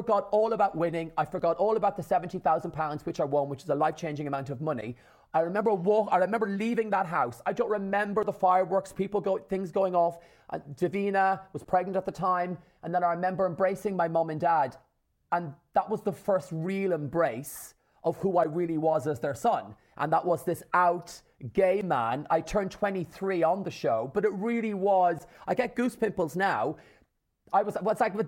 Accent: Ireland; my mom, my dad, and my six sisters in rural Ireland, an hour from Dublin, in the country

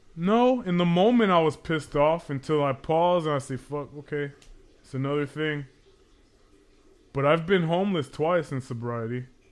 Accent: Los Angeles, California, United States; I grew up in Pacoima

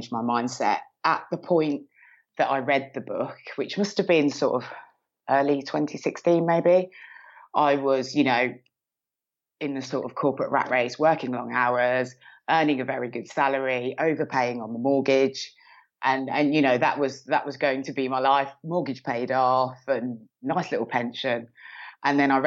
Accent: Birmingham, West Midlands, United Kingdom; accent: Brummie; now in Milton Keynes, United Kingdom; I'm originally from Birmingham. You can probably hear a slight rummy twang in my accent

